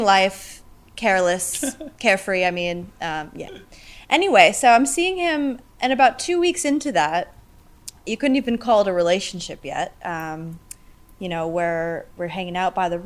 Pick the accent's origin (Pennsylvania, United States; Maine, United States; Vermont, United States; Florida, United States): Maine, United States; moved away as an adult; now in Longreach, Australia; I am from a state called Maine up north